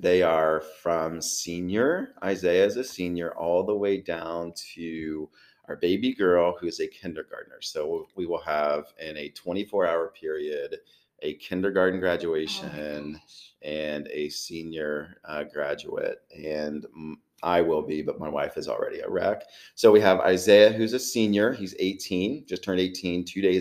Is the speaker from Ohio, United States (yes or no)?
yes; Chillicothe, Ohio, United States; I'm from Chillicothe, so born and raised